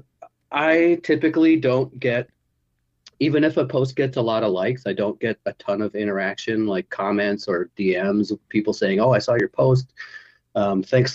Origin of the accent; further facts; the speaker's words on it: Victoria, British Columbia, Canada; I'm from Victoria